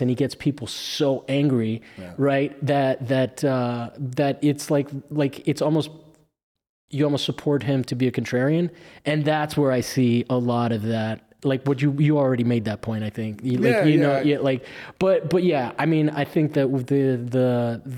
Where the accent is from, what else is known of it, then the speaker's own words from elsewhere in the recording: Florida, United States; I'm from Florida